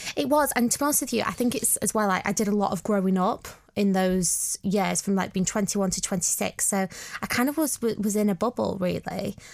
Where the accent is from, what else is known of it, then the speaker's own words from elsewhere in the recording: Bolton, North West England, United Kingdom; I'm from Bolton and, um, especially being northern